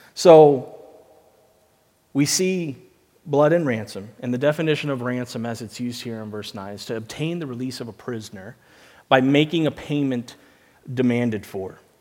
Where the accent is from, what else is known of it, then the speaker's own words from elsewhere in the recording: United States; moved away; I'm from America